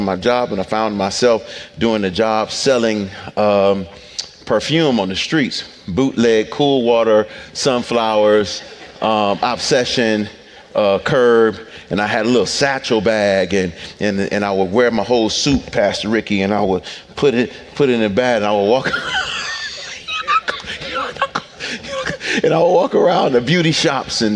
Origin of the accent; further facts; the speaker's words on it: Detroit, Michigan, United States; I'm from Detroit